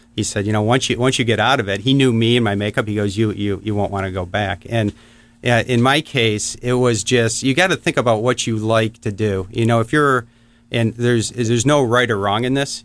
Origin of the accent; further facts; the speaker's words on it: Warren, Michigan, United States; I grew up in Michigan, a town called Warren. It's uh, just north of Detroit.